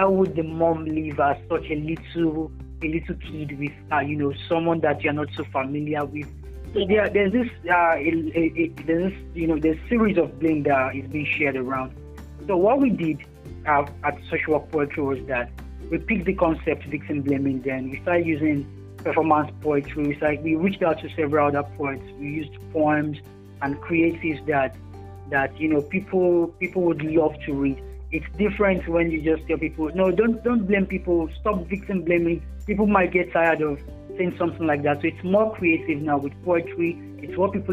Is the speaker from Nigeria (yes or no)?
yes; Nigeria; I'm a Nigerian poet, a writer, and a social worker